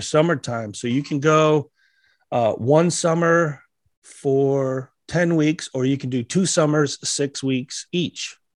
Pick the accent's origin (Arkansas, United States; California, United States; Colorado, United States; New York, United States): Colorado, United States; I'm a Colorado boy. And, yeah. Uh, grew up in a real small mountain town of about 300 people. It's probably about a half hour outside of Colorado Springs